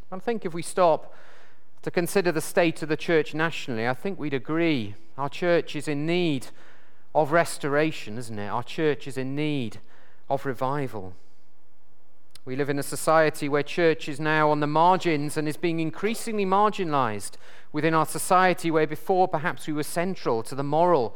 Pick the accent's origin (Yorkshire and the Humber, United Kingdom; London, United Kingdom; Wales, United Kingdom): Wales, United Kingdom; South; I come from South Wales